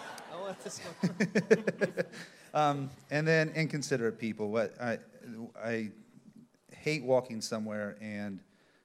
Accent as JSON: {"language": "English", "region": "Indiana", "country": "United States", "tie": "born or raised there", "moved": "yes", "said": "I grew up in Indiana"}